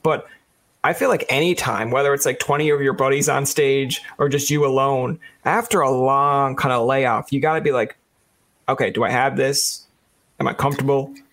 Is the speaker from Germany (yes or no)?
no; Newfoundland and Labrador, Canada; now in Ottawa, Canada; I came home from Newfoundland because of the COVID, but yep. I'm usually up away in Ottawa.